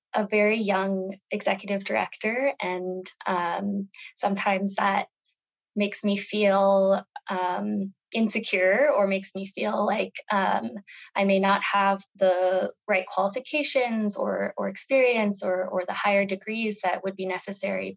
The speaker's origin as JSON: {"language": "English", "town": "Albuquerque", "region": "New Mexico", "country": "United States", "tie": "born or raised there", "also_born_or_lived": "Nepal / Vietnam", "moved": "as an adult", "said": "I grew up here in New Mexico"}